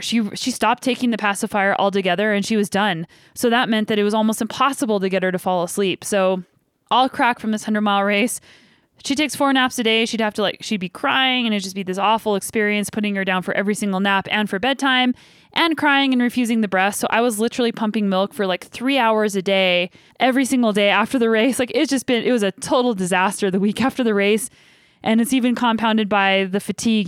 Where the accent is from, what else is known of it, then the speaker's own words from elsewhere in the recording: Canada; we're both from Canada